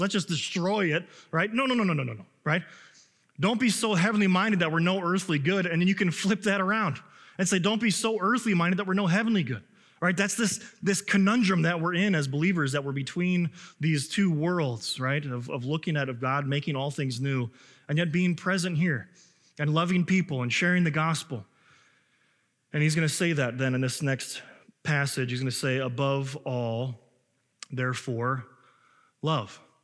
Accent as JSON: {"language": "English", "town": "Chicago", "region": "Illinois", "country": "United States", "moved": "yes", "lives_now": "Minnesota, United States", "said": "I know I'm from Illinois and I'm from Chicago"}